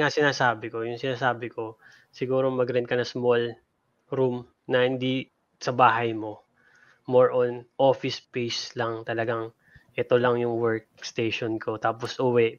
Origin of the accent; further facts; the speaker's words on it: Philippines; now in United States; ako, Pilipino, Asian